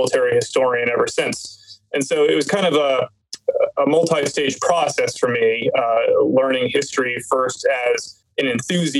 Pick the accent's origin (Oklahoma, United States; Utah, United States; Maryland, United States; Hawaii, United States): Maryland, United States; Fallston; I grew up in a town called Falston, Maryland in Harford County